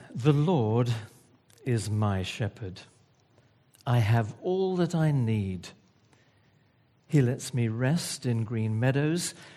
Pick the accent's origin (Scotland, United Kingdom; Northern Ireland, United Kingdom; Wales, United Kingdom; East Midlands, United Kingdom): Wales, United Kingdom; I'm Welsh.